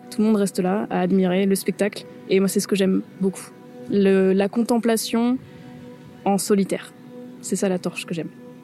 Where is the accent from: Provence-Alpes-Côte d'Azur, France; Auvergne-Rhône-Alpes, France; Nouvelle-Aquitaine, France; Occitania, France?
Provence-Alpes-Côte d'Azur, France; Toulon; now in Brittany, France; je suis née à Toulon, dans le Var